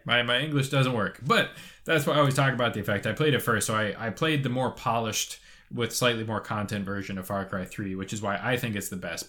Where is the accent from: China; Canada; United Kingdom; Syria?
Canada; Toronto, Ontario; I'm from Toronto.